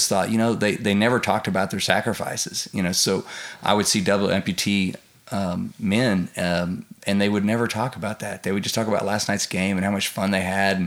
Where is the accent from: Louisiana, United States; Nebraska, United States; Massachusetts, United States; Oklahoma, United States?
Oklahoma, United States; Del City; I grew up in Dale City, actually across from Tinker Air Force Base.